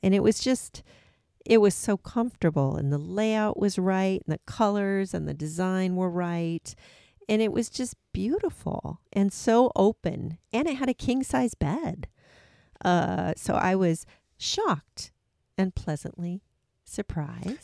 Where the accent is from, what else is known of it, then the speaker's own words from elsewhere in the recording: Seattle, Washington, United States; moved away as an adult; also born or lived in Atlanta, Georgia; we came from the Pacific Northwest, but we'd been out on the East Coast. But in twenty nineteen, we need, we moved back home to Seattle, Washington